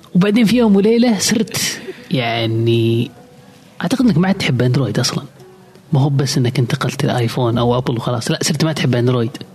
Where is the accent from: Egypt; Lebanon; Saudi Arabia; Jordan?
Saudi Arabia; عندنا في السعودية